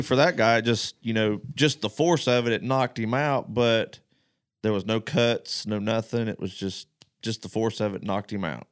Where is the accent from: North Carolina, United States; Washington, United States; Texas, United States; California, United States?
North Carolina, United States; moved away; I'm the only one from North Carolina that works here.